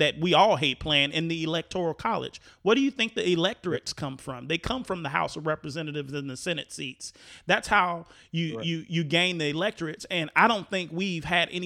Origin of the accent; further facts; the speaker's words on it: Chicago, Illinois, United States; moved away as an adult; now in Florida, United States; being a kid growing up in Chicago and an adult in Chicago and experienced voting cycles in Chicago, Illinois, and then moving to Florida